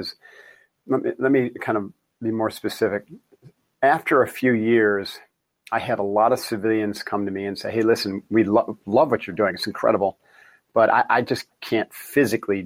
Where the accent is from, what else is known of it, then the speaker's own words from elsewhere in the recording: Encinitas, California, United States; Encinitas, California, which is my hometown